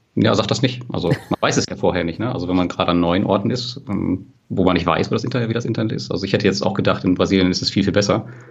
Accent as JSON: {"language": "German", "region": "western Germany", "country": "Germany", "said": "wir kommen ja aus Westdeutschland"}